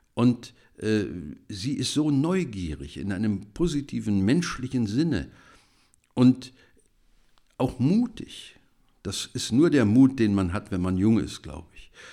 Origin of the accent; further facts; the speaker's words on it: Germany; wir als Deutsche